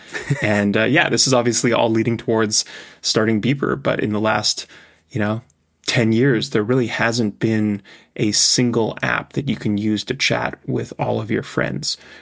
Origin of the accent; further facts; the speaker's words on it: Canada; also born or lived in Europe / Asia; now in California, United States; I grew up in Canada, I've lived in Europe, I've lived in Asia, I now live in California